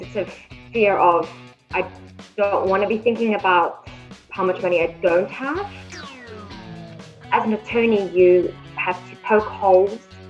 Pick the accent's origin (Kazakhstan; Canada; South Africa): South Africa; moved away as an adult; now in Shanghai, China; I'm actually from South Africa. I moved over here about 8 months ago.